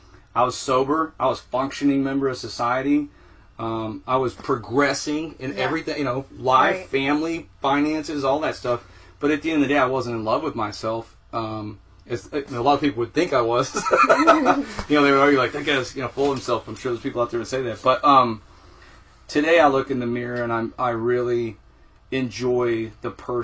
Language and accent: English; Texas, United States; I grew up in Texas